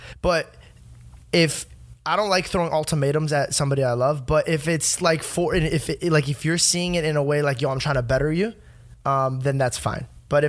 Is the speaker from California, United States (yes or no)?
no; Arizona, United States; now in Los Angeles, United States; I grew up in Arizona, so everybody had a gun.